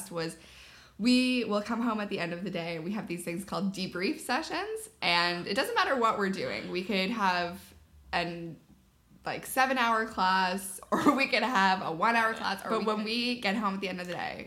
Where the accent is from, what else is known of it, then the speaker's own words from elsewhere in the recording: near Charlottetown, Prince Edward Island, Canada; moved away as an adult; now in Ottawa, Canada; I am from Prince Edward Island, from a little place 15 minutes outside of Charlottetown, which I love dearly